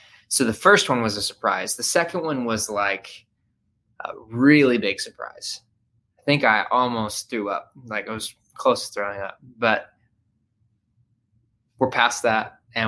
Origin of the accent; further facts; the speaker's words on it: Murfreesboro, Tennessee, United States; I grew up right outside of Nashville, Tennessee. It's in a town called Murfreesboro, Tennessee. Just kind of a mid-sized town.